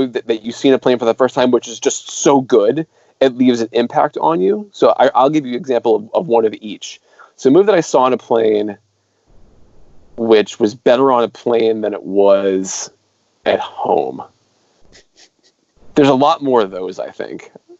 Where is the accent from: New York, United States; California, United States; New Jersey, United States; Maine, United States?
Maine, United States; Industry; The name of the town is Industry. Like, I'm from Industry